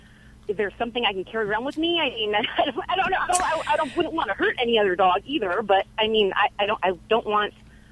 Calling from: Biola, California, United States; also born or lived in Fresno, California; I'm calling from Biola, California.

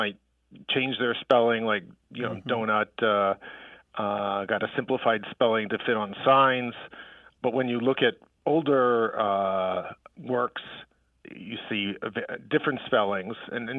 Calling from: Pennsylvania, United States; This is …. I'm calling from Bell Kenwood, Pennsylvania.

